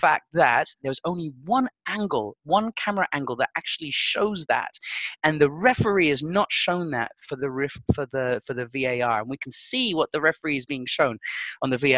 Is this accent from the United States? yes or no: no; Portugal; I grew up in Portugal